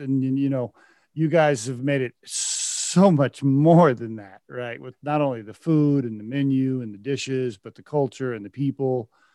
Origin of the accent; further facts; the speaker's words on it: Oklahoma, United States; moved away; also born or lived in Texas; I lived in Texas for a while and I grew up in Oklahoma